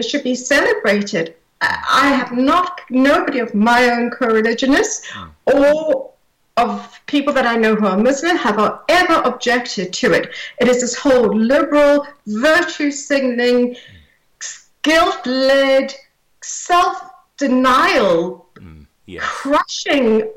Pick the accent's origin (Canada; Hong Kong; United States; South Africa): South Africa; now in United Kingdom; I grew up in South Africa, under apartheid South Africa